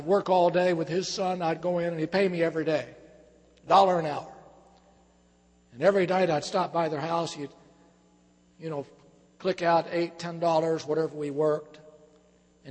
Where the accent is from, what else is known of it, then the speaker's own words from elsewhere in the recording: Michigan, United States; I was born and reared in Michigan on a farm.